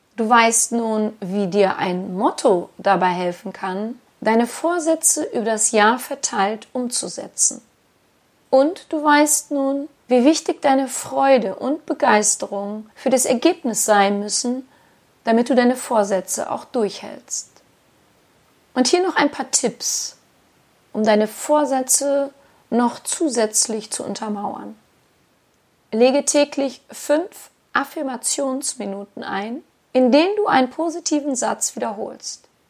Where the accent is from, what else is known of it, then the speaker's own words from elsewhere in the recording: Germany; bei uns in Deutschland